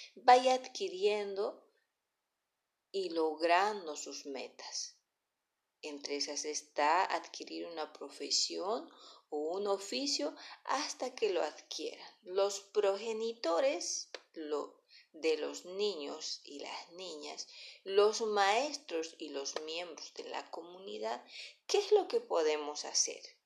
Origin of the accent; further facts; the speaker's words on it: Bolivia; nosotros como ciudadanos bolivianos